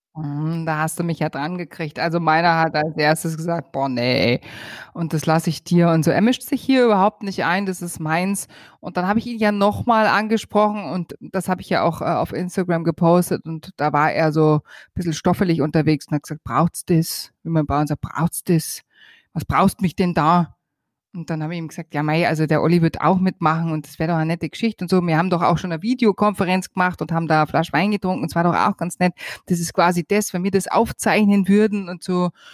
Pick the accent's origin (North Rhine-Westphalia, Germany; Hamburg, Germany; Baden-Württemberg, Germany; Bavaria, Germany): Bavaria, Germany; ich stehe halt einfach auf meine Heimat und auf meinen Bayern